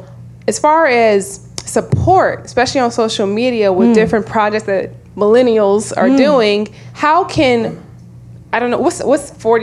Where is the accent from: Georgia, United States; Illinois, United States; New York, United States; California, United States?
California, United States; moved away as an adult; now in Washington, D.C., United States; But I'm originally from California. Mm-hmm. So interesting that she talked about racism and colorism. Growing up in California, of course, diverse, multi-diverse. Moving to D.C. almost 9 years ago now, it's a lot of deep south roots, lots of things going on.